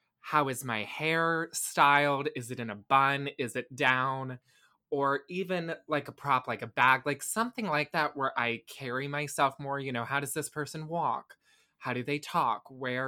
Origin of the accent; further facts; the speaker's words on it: Tampa, Florida, United States; Yeah, well, I was born in 1999, I grew up in Tampa right until I went to college. I guess for a year I lived in St. Pete, but I don't really remember it.